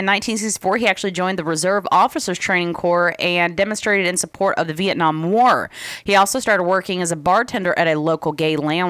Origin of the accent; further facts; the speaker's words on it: Illinois, United States; growing up in Illinois